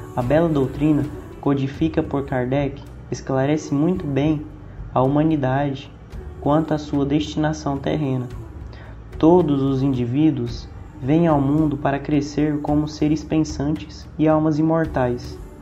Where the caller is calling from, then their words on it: Goiânia, Goiás, Brazil; eu falo de Goiânia